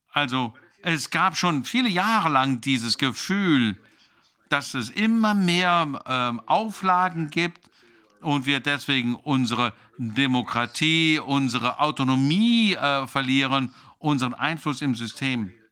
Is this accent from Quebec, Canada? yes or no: no; Newfoundland and Labrador, Canada; Ich bin ja in Neufundland geboren. Ähm, meine Eltern kommen aus der Hauptstadt ähm, ähm von ähm, Neufundland. Und äh, viele Menschen äh, wachsen auf dem Land auf, ich auch.